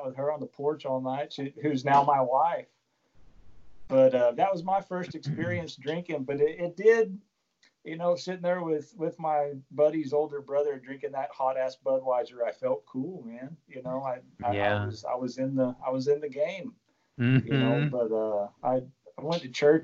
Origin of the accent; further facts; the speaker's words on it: Perryton, Texas, United States; also born or lived in Amarillo, Texas; my wife and I, in 2007, we moved back to Perryton from Amarillo, Texas.